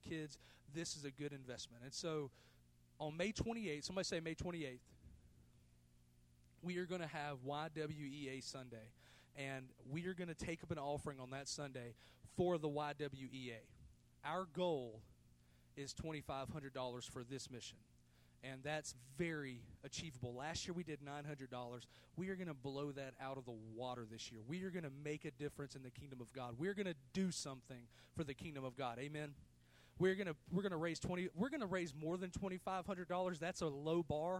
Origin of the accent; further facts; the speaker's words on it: United States; I was born in the United States of America